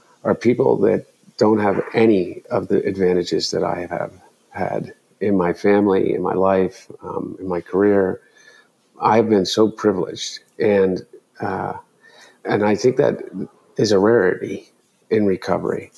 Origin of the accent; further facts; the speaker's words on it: Delaware, United States; growing up in Delaware